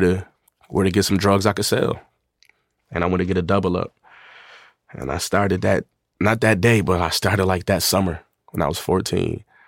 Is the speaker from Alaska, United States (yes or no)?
no; Buffalo, New York, United States; born or raised there; also born or lived in Atlanta, Georgia